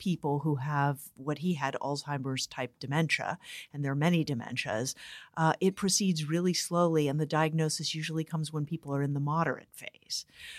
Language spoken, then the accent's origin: English; San Francisco, California, United States; I am from San Francisco.